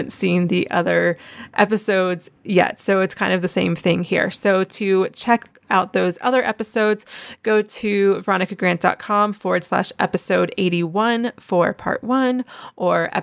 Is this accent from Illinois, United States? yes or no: no; North Carolina, United States; moved away as an adult; also born or lived in Charleston, South Carolina; I'm from Wilmington, North Carolina